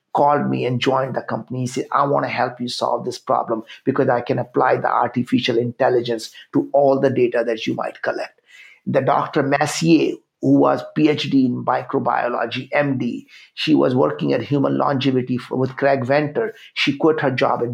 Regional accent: India; English is a second language; moved away as an adult; I grew up in India

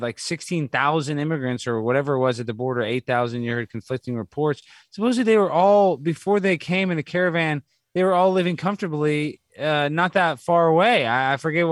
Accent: Dallas, Texas, United States; I grew up in Dallas, it's all Hispanic

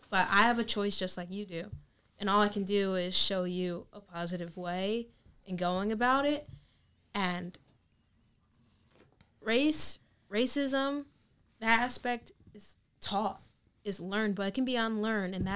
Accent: New York, United States; growing up in New York, like it's a totally

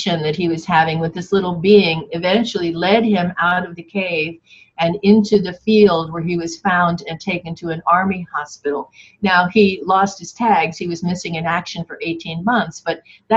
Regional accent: Yonkers, New York, United States; I grew up in Yonkers, New York

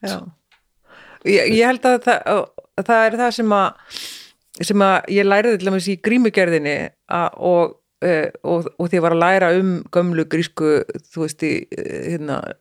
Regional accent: Iceland; moved away as an adult; also born or lived in Norway; ég er nýflutt heim frá Noregi, búin að vera 12 ári í Noregi

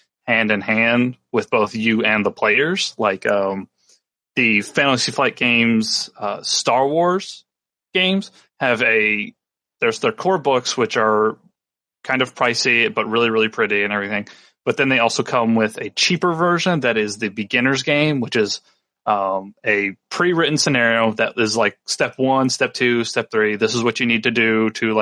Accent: North Carolina, United States; my hometown in North Carolina

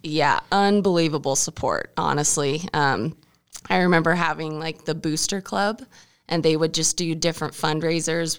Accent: Mackay, Idaho, United States; I grew up in the small town Mackey, Idaho

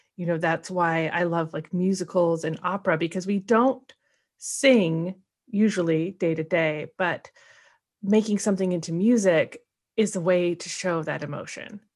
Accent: Portland, Oregon, United States; we're both from Portland

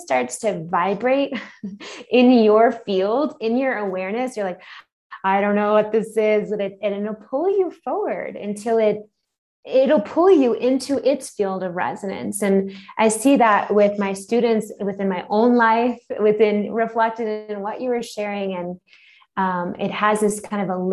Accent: Long Island, New York, United States; moved away as an adult; also born or lived in Philadelphia / Manhattan; now in Mexico City, Mexico; I grew up on Long Island, so right outside of the city.

